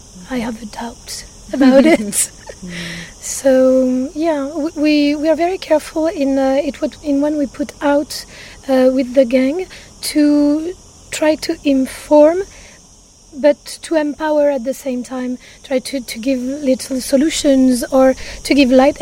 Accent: Corsica, France; also born or lived in Paris, France; now in Ibiza, Spain; I'm from Corsica.

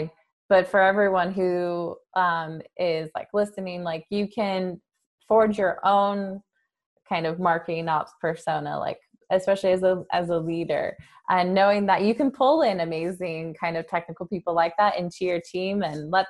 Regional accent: San Jose, California, United States; I grew up in San Jose

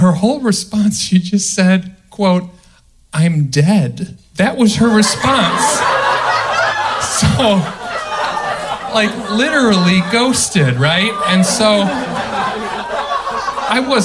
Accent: outside Chicago, the Midwest, Illinois, United States; moved away; I'm from the Midwest. Right? Okay. And, okay. Outside Chicago

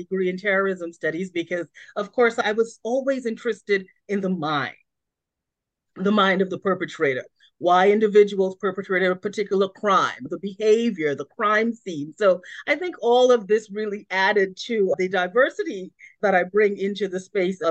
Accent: Trinidad & Tobago; moved away; So I was born in Trinidad and Tobago in the Caribbean, and growing up on an island that is so cosmopolitan, diverse, and so inclusive really shaped my thinking

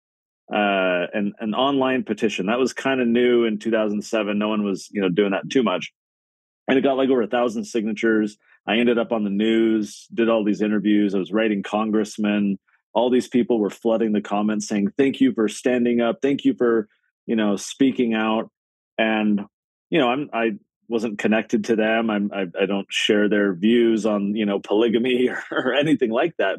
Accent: San Diego, California, United States; I grew up in San Diego, California.

